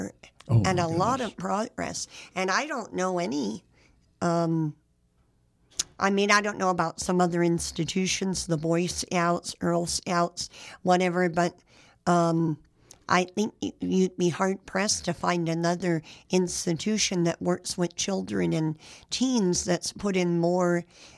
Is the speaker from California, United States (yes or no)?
yes; San Jose, California, United States; I didn't grow up in a small town. I grew up in San Jose